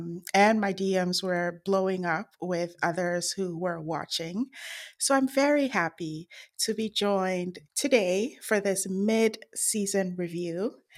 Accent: Ghana; we found out that we're both from Ghana.

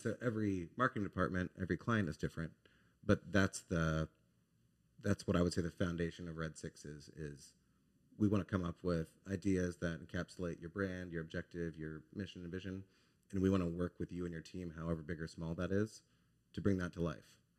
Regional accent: Dallas, Texas, United States; moved away as an adult; now in Baton Rouge, United States; I'm from Dallas, Texas.

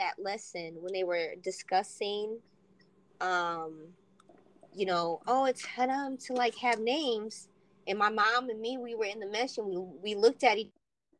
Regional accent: United States; I'm American. Well, we both said the same religion

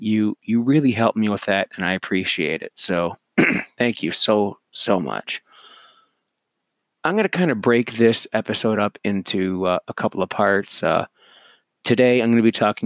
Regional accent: Canada; I'm Canadian

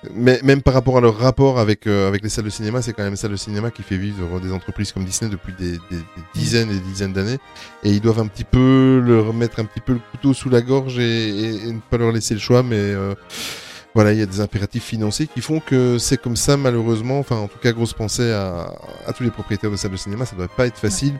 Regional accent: Belgium; nous sommes belges

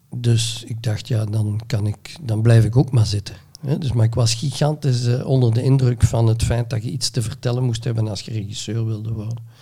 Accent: Neerpelt, Flanders, Belgium; Ik ben geboren in Neerpelt in 1957

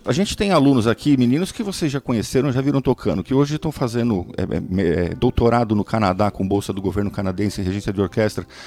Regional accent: Brazil

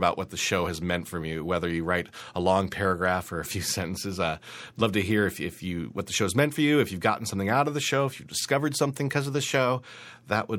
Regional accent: Great Falls, Montana, United States; now in New York, United States; my hometown of Great Falls, Montana

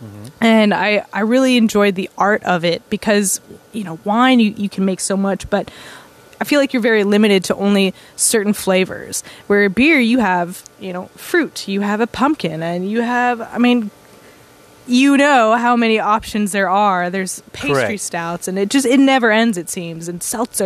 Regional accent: Austin, Texas, United States; also born or lived in Buffalo, New York; I was born and raised in Austin

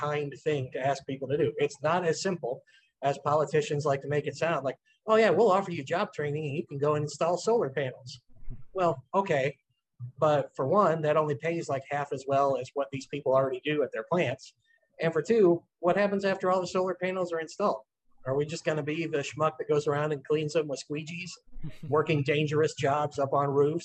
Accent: Granite City, Illinois, United States; also born or lived in Belleville, Illinois; my hometown of Granite City

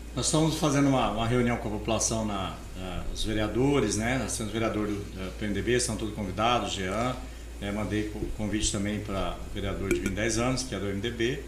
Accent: Paranatinga, Mato Grosso, Brazil; moved away as an adult; also born or lived in Coxim, Mato Grosso; Eu vim de Coxim, Mato Grosso, onde eu nasci, uhum. mas fui criado em Pranatinga, mudei para cá aos 20 anos de idade

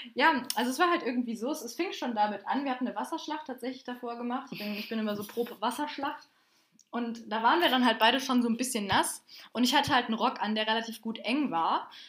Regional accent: Bonn, North Rhine-Westphalia, Germany; ich komme übrigens aus Bonn

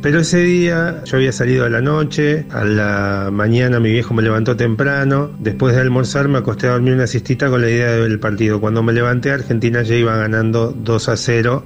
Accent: Polán, Castilla-La Mancha, Spain; also born or lived in Toledo; de Toledo, aunque vivía en Polán en ese momento, en mi pueblo

